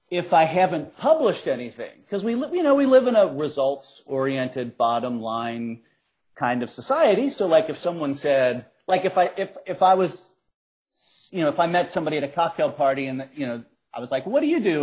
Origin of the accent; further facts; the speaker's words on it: Cincinnati, Ohio, United States; I grew up in Cincinnati. I grew up on the west side of Cincinnati